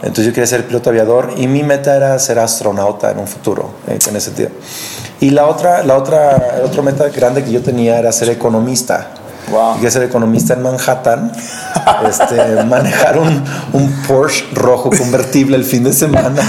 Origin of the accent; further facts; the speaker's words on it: Lázaro Cárdenas, Michoacán, Mexico; also born or lived in Morelia, Michoacán; ahí crecí yo, literal, en una casa de palapa en una playa llamada Playa Azul